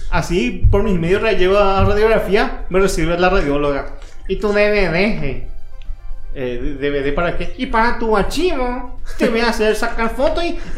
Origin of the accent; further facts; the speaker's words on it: Paraguay; Como todo buen paraguayo